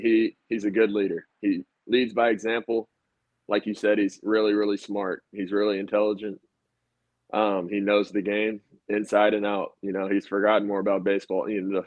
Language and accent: English; Arkansas, United States; A lot of people are under this impression that growing up in Arkansas, that I was a huge, you know, that I was this biased Razorback fan